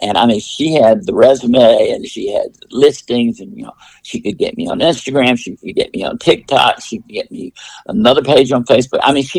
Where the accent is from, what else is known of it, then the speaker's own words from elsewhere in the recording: Clemson, South Carolina, United States; when I was growing up in Clemson, South Carolina